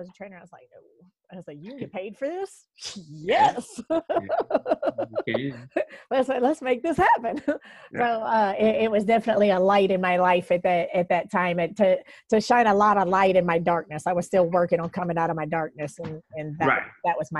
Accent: Alabama, United States; also born or lived in Chicago, Illinois; when we moved from Chicago and moved down to Alabama, I was at Homewood. We lived in Bluff Park for that first year, and then we moved out to the Trustful Center

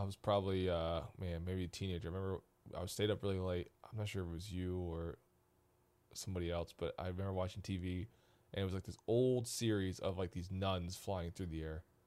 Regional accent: Missouri, United States; now in Columbus, United States; I grew up with him in Missouri

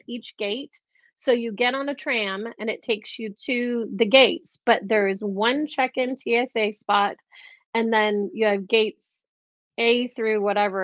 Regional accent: Detroit, Michigan, United States; now in Miami, United States; I grew up in Detroit, Michigan, which is a primarily African-American Black

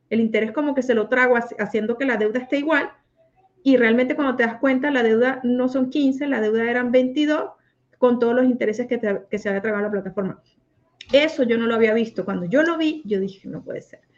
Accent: Mexico; now in United States; Y yo me vine de México para Estados Unidos y ahora el concurso lo van a hacer en México.

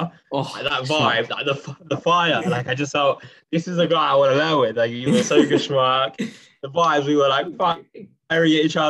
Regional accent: Essex, East of England, United Kingdom; moved away; I'm in Chappelle's Yeshiva right now. Been here for a year. I'm from Essex.

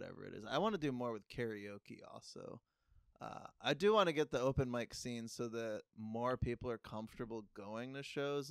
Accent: Maine, United States; moved away as an adult; also born or lived in Florida / Philadelphia; I grew up in Maine, and so we had plenty of cornfields

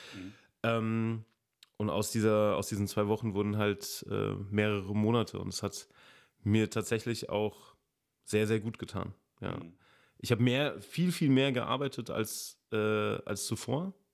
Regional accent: a village south of Giessen, Hesse, Germany; now in Giessen, Germany; ich komme auch aus dem Dorf. Also von daher, ja, also süd, südlich von Gießen

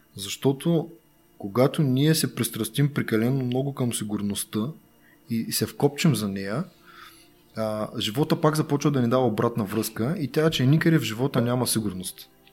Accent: Bulgaria; Ние сме българи.

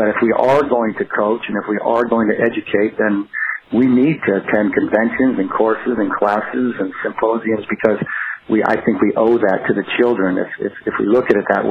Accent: New England, United States; I'm from New England

